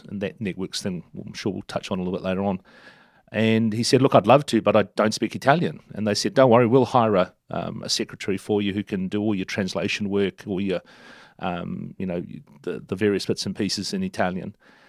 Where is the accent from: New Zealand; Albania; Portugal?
New Zealand; Turangi, Waikato; born there; I was born in Turangi in the southern part of the Waikato region, down the bottom end of Lake Taupo. And we moved.